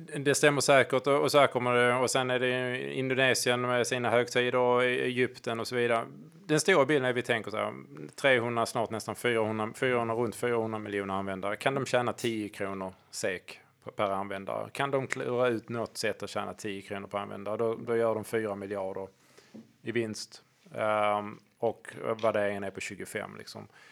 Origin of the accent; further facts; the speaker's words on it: Hörby, Skåne, Sweden; Hörby, där jag kommer från byn